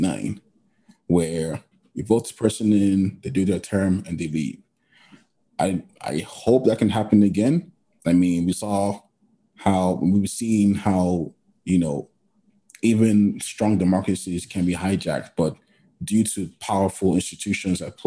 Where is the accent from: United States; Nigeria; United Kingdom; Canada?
Nigeria; I'm Nigerian too